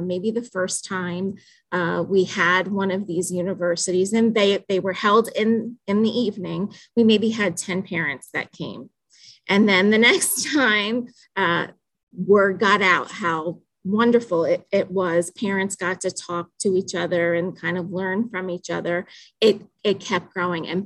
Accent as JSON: {"language": "English", "town": "Danville", "region": "Pennsylvania", "country": "United States", "said": "I am from Danville, Pennsylvania"}